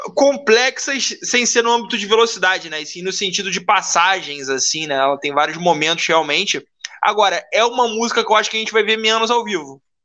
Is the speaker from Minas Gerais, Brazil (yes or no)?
no; Rio de Janeiro, Brazil; sou carioca